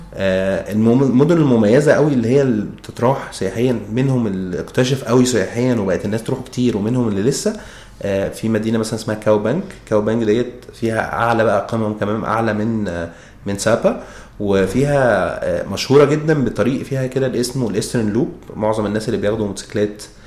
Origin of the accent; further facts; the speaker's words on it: Egypt; احنا كطبيعتنا كمصريين